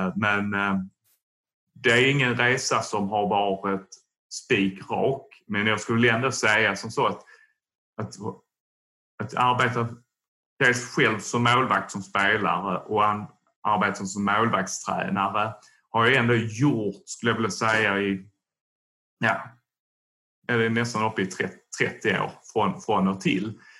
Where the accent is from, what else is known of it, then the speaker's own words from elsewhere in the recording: Tomelilla, Skåne, Sweden; Jag är från eh, Tomelilla, Österlen